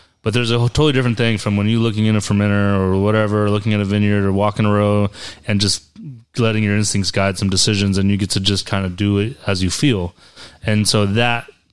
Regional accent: Central Valley, California, United States; moved away; also born or lived in upstate New York; I'm originally from California. And so I moved there about the time I got into wine. I'm from the Central Valley

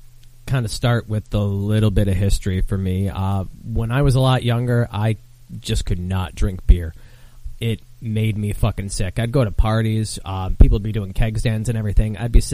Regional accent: Michigan, United States; I grew up in Michigan, so once we turned 19, we'd hop the border over into Windsor

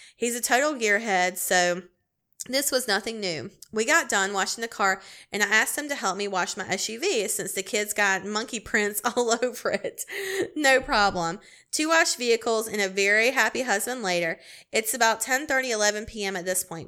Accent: Clemson, South Carolina, United States; I'm from Clemson, South Carolina

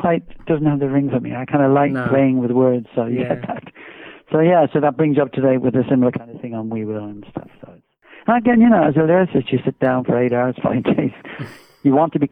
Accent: Swindon, South West England, United Kingdom; moved away as an adult; also born or lived in Ireland; now in Jersey; I'm Irish by birth, I'm proud of my Irish roots, but if you want to talk in terms of songwriting, I'm very much an English songwriter, because all my tradition of writing stems from growing up in Swindon and now living here in Jersey

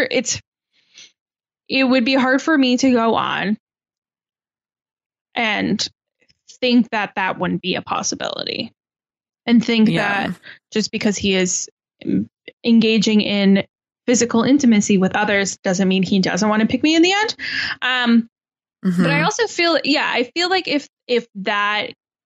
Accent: Canada; I'm Canadian

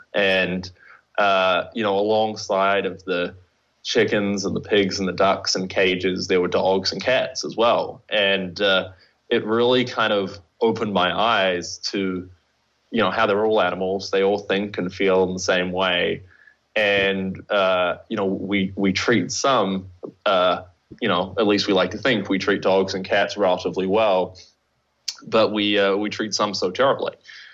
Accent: New Zealand; From New Zealand.

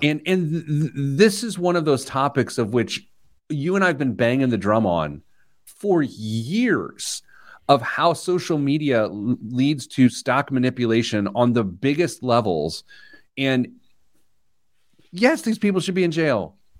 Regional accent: Midwest, United States; I'm from the Midwest

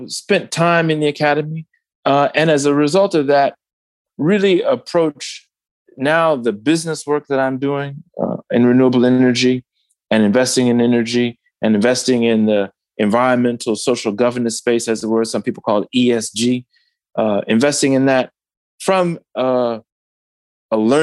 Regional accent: Detroit, Michigan, United States; my home state of Michigan

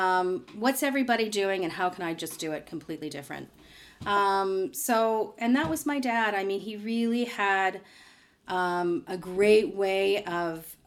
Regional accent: Toronto, Ontario, Canada; I grew up here in Toronto, in the Beaches area

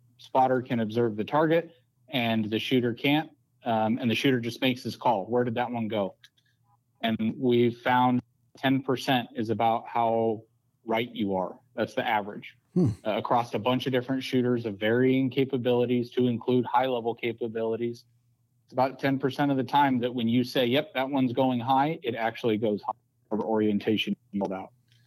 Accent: Colorado, United States; moved away; I grew up in Colorado

